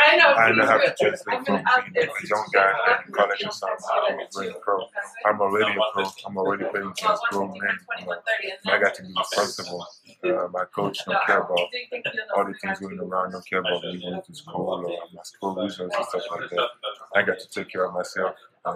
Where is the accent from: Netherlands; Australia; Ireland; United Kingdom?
Ireland; I'm from Ireland, man. I was living with my friends, so that's like an 8-hour flight between my island and where I was.